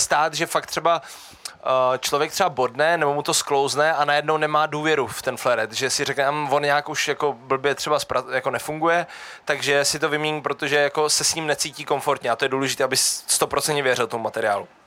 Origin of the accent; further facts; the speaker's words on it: Brno, South Moravian Region, Czechia; já jsem se narodil v Brně